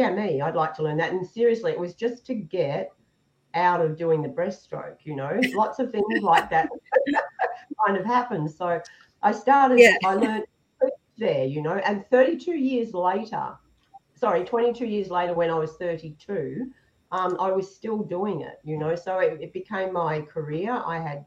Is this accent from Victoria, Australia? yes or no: yes; Melbourne, Victoria, Australia; now in Noosaville, Australia; I was brought up right in Melbourne, in the city.